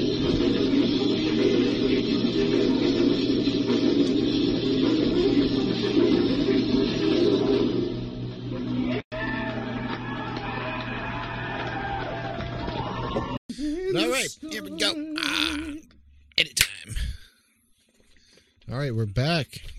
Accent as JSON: {"language": "English", "region": "Oklahoma", "country": "United States", "tie": "born or raised there", "moved": "yes", "said": "back when I grew up in Oklahoma"}